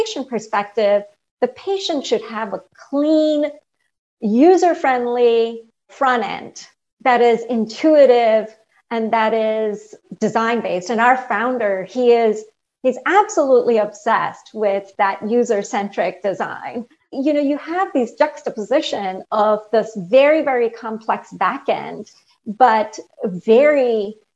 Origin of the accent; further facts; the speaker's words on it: India; moved away as an adult; now in United States; I grew up in India, and I came here as an undergrad in college